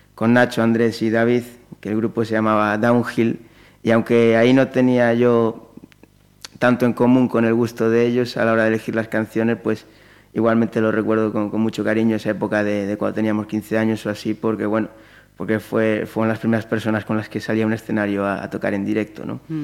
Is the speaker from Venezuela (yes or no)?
no; Pontevedra, Galicia, Spain; moved away as an adult; yo soy de aquí, de Pontevedra, de toda la vida y salvo años sueltos eh, por circunstancias puntuales, pues he vivido aquí toda mi vida hasta hace muy poquito que, me he ido